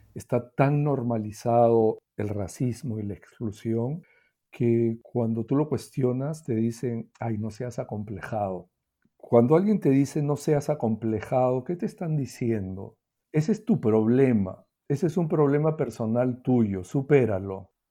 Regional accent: Peru; en el Perú no hablamos de eso

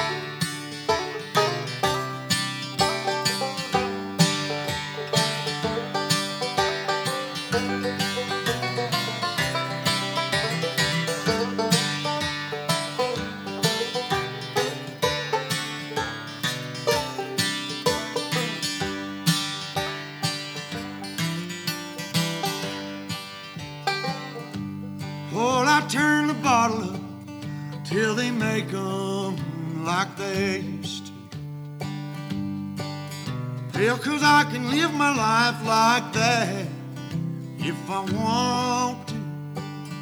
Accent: Nashville, Tennessee, United States; I was born and raised here in Music City

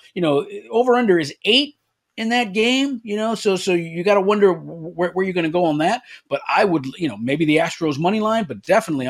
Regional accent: Los Angeles, California, United States; Yeah, listen, first of all, I'm originally from Los Angeles. I'm a big Dodger fan

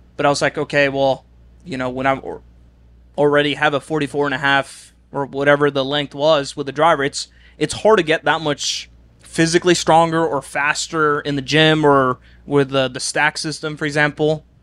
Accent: Oslo, Norway; moved away as an adult; I'm I'm from Oslo, the biggest city

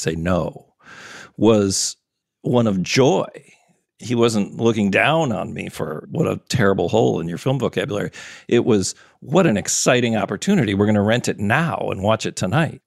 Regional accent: Wisconsin, United States; also born or lived in Minnesota; I was born in Wisconsin

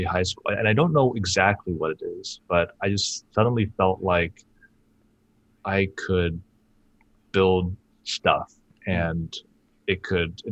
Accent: Bay Area, California, United States; also born or lived in China; I was born in China, and I moved to the Bay Area when I was 3 years old

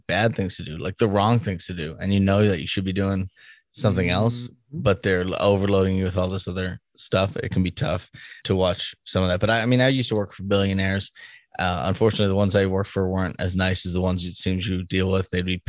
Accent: East Coast, United States; now in Midwest, United States; because we're from the East Coast, like New York and Boston, people don't want to be told what to do sometimes because that's definitely part of it. And I'm in the Midwest now

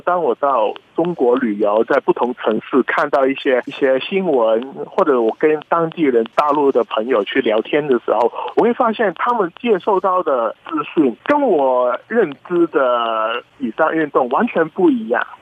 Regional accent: Hong Kong; 你必须要放下很多作为香港人的成见

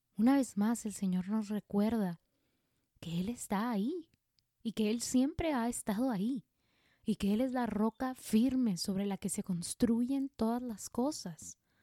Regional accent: Mexico; aquí en México yo me acuerdo que de niños nos llevaban al museo

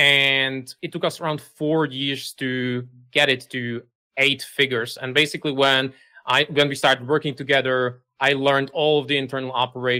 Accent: Czechia; I'm from the Czech Republic

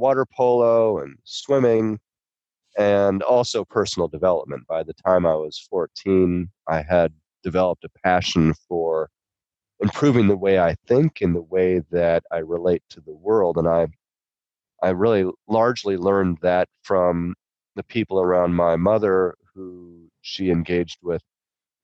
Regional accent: Southern California, United States; I grew up here in Southern California

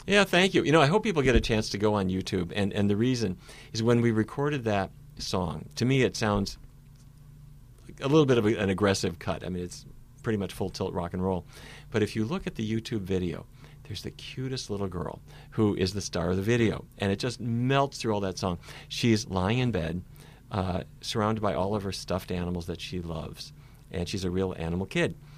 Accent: Fargo, North Dakota, United States; moved away; when I was a little kid, growing up in Fargo, North Dakota.

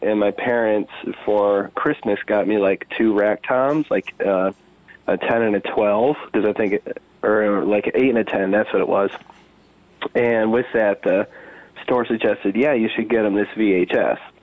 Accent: Nunica, Michigan, United States; also born or lived in Spring Lake, Michigan / Grand Haven, Michigan; being born and raised in Nunica, Michigan, and uh, you know, when I was about a teenager or so, my family moved to Spring Lake, Michigan

